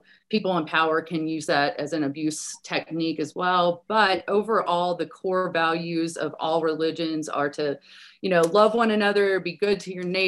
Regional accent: Deep South, United States; I was raised in the Deep South.

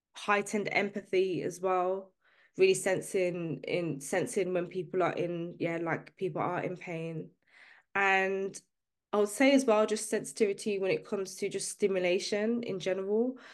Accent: Birmingham, West Midlands, United Kingdom; I'm from the U K, uh, I'm, I'm from Birmingham specifically. I grew up in a working class background

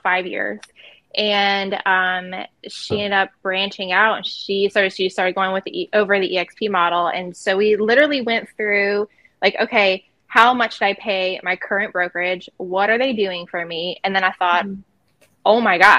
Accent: Myrtle Beach, South Carolina, United States; moved away as an adult; also born or lived in West Coast; I am here in Myrtle Beach, South Carolina. This is actually where I was born and raised

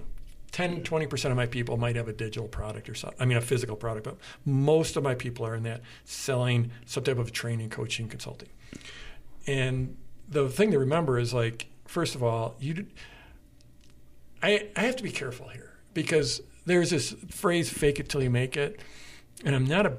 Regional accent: Durango, Colorado, United States; We're both from Durango, and being from Durango is an amazing gift

